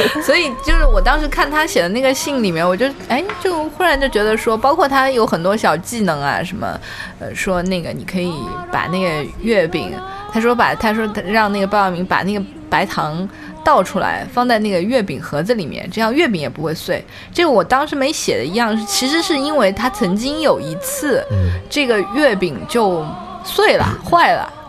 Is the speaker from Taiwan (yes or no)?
no; southern China, China; now in Beijing, China; 我是一个 南方人